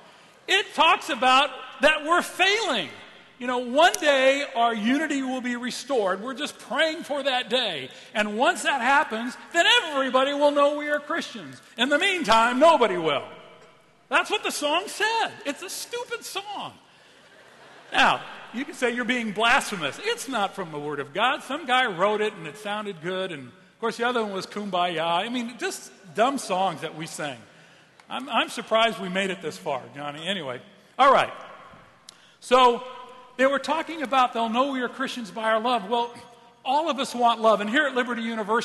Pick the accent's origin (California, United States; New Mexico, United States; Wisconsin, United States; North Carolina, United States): California, United States; Southern; moved away; I'm from Southern California